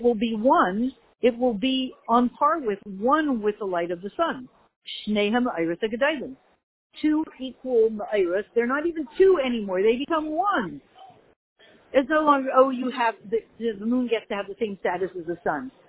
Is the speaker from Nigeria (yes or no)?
no; Canada; moved away as an adult; now in United States; I'm Canadian